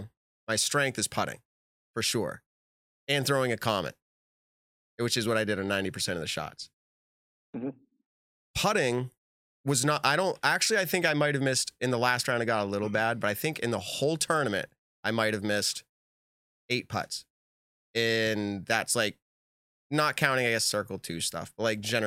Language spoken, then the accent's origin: English; New England, United States; I'm from New England